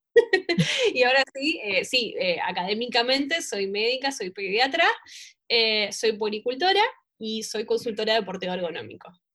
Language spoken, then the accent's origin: Spanish; La Matanza, Buenos Aires Province, Argentina; nací, nací en Capital Federal, pero viví toda mi vida en La Matanza, de hecho vivo en La Matanza hoy por hoy